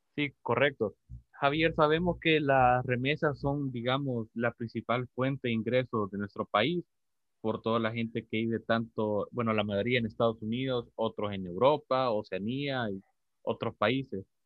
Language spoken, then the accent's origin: Spanish; El Salvador